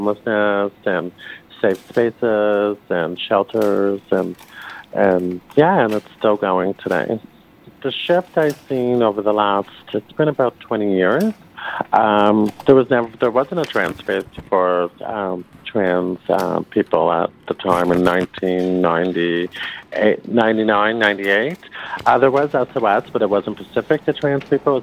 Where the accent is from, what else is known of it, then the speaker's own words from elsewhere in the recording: Toronto, Ontario, Canada; Born and raised in Toronto.